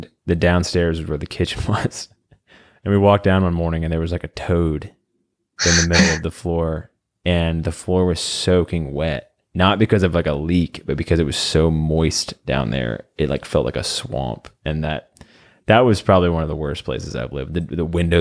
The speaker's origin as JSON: {"language": "English", "town": "Virginia Beach", "region": "Virginia", "country": "United States", "also_born_or_lived": "North Carolina", "said": "I was from Virginia Beach"}